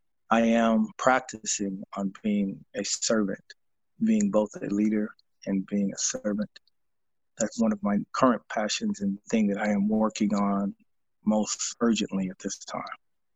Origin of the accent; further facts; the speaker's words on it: Seattle, Washington, United States; I am a child of the South. While I was born and raised here in Seattle, I was the first person in my family born in Seattle and grew up in a Southern household.